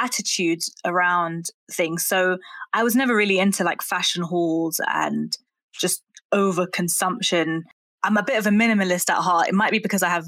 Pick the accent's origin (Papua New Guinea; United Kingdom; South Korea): United Kingdom; London; I grew up in Brent as well, which I think was one of the most diverse boroughs in the country even.